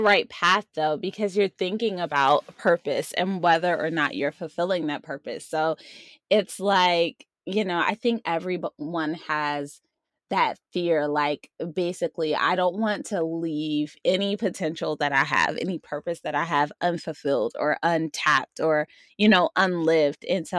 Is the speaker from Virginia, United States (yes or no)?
no; Maryland, United States; Yeah, and I came from Maryland where we had all four seasons, but I just tend to live in the spring and summer.